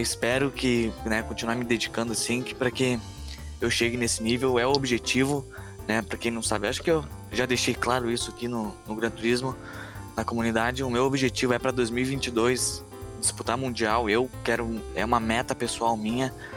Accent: Canoas, Rio Grande do Sul, Brazil; eu sou residente de Canoas, aqui no Rio Grande do Sul.

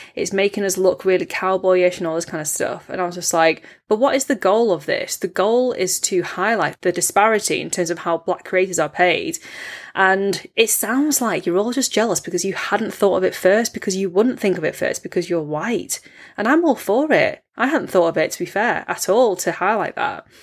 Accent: United Kingdom; as British-born Chinese people

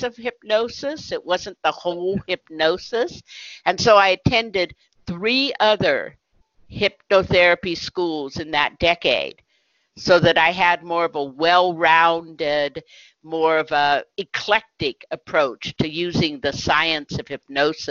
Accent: Berkeley, California, United States; I grew up in Berkeley, California during the 1960s

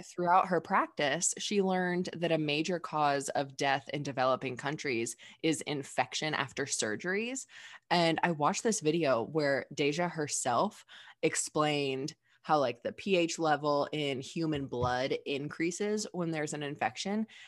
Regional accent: Dayton, Ohio, United States; I'm from Dayton, Ohio, like the birthplace of aviation

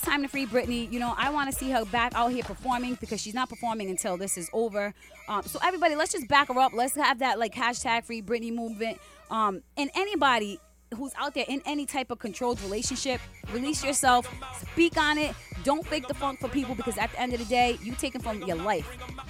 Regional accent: Puerto Rico; I'm from Puerto Rican

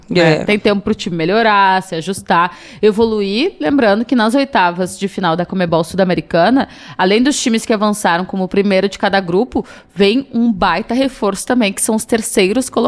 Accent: São Paulo, Brazil; que a gente é paulista.

